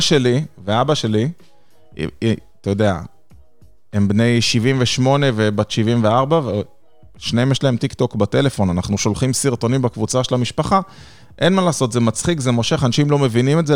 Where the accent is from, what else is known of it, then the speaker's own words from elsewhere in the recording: Israel; moved away; אני בתור ישראלי טיפוסי